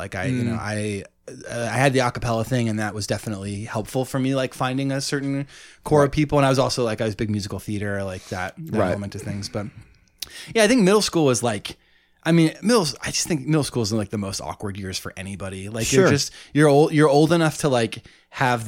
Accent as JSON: {"language": "English", "town": "Ithaca", "region": "New York", "country": "United States", "tie": "born or raised there", "said": "I grew up in Ithaca, which was small."}